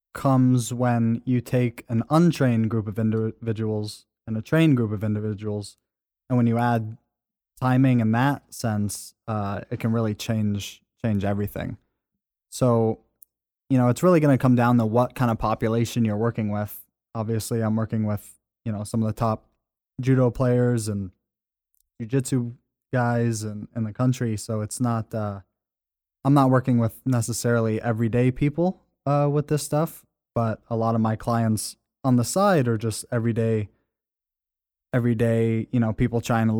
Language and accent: English; California, United States; I'm originally from California, moved out east, upstate New York area.